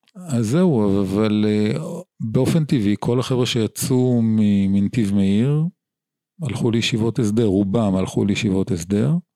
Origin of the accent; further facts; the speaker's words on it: Jerusalem, Jerusalem District, Israel; also born or lived in Haifa / Safed; ואני נולדתי בחיפה, לאחר מכן עברנו לצפת, אבל בעצם עיקר הילדות שלי היא מירושלים בשכונת בית וגן. מגיל חמש